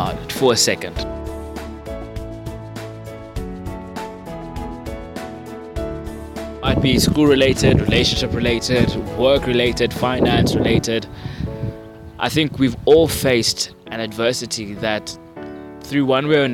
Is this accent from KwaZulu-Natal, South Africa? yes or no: no; Vereeniging, Gauteng, South Africa; in the streets of Vereeniging, my hometown